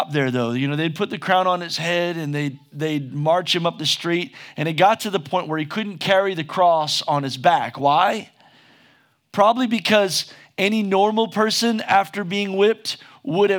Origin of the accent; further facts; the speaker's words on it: United States; just as an American